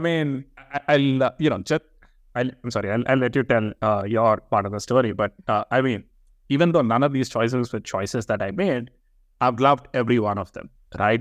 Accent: Hyderabad, Telangana, India; moved away; I come from India, uh, from this place called Hyderabad

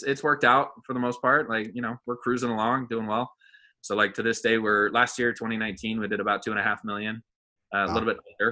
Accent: Bay Area, California, United States; also born or lived in Danville, California; I'm from California. Born and raised here in the Bay Area

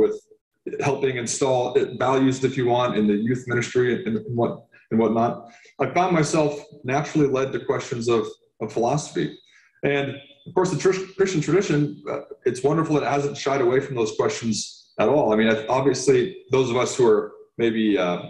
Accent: Santa Rosa, California, United States; also born or lived in Occidental, California; I was raised in Santa Rosa, California, and grew up in the Redwoods of Occidental in the West County near the ocean

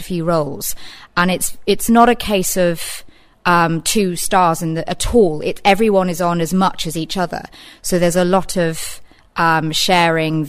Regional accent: Reading, South East England, United Kingdom; I'm from Reading originally, as is Ollie

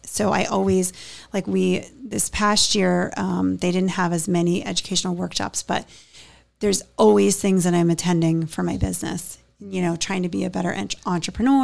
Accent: Pittsburgh, Pennsylvania, United States; now in Hammonton, United States; I'm from Pittsburgh

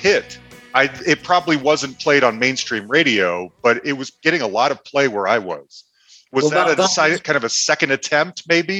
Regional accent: Salt Lake City, Utah, United States; moved away; I'm originally from Salt Lake City, Utah, which actually has a pretty vibrant alternative rock scene.

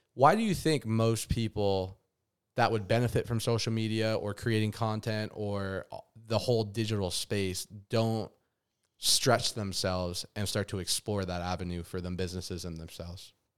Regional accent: Las Vegas, Nevada, United States; moved away as an adult; having to move away from my hometown in Las Vegas

